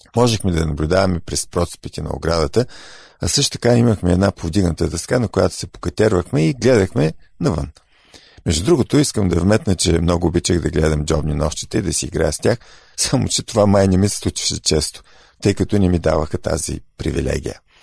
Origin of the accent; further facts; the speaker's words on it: Bulgaria; ние като българи